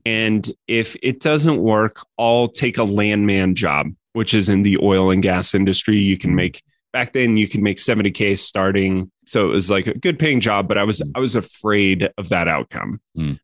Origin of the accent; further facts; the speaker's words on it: Colorado, United States; moved away as an adult; also born or lived in San Francisco; I grew up in Colorado.